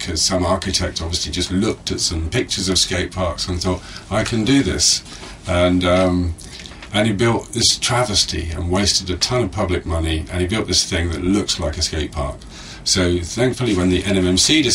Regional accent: Brighton, South East England, United Kingdom; moved away as an adult; also born or lived in Goa, India; now in Navi Mumbai, India; Brighton's the brand, BRGTN, because it represents my hometown

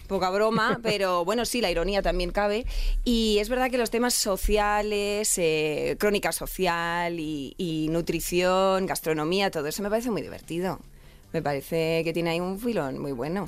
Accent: Lucena, Andalusia, Spain; now in Madrid, Spain; yo soy de Córdoba, de Lucena, y como buena andaluza

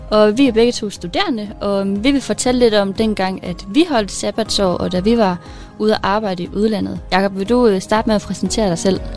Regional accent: Denmark; min hudfarve og mig som dansker

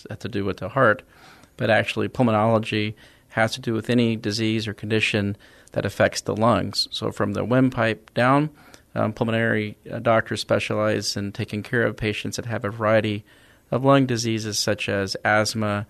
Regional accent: Dallas, Texas, United States; moved away as an adult; also born or lived in Sherman, Texas; now in San Antonio, United States; I'm originally from Dallas, Texas

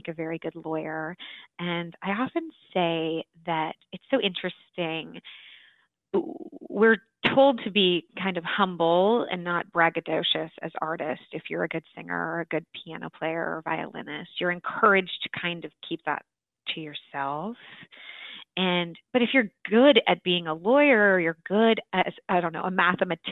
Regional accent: Pleasanton, California, United States; I grew up in the San Francisco Bay Area in a town just outside of San Francisco called Pleasanton, California

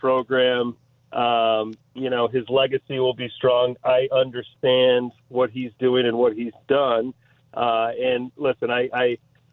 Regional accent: Grosse Pointe, Michigan, United States; now in Chicago, United States; getting back to my hometown

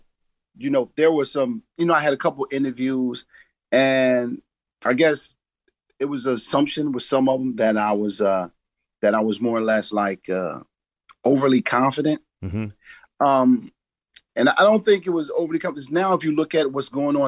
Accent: Philadelphia, Pennsylvania, United States; I'm from Philadelphia.

